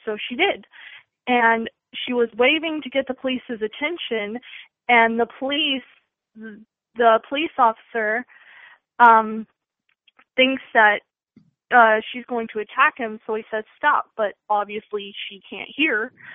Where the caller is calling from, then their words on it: Texas, United States; Calling from Texas